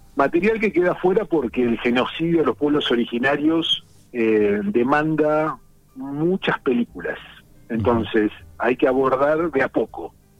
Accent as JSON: {"language": "Spanish", "town": "La Plata", "region": "Buenos Aires Province", "country": "Argentina", "tie": "born or raised there", "said": "soy aquí platense, nacido en La Plata"}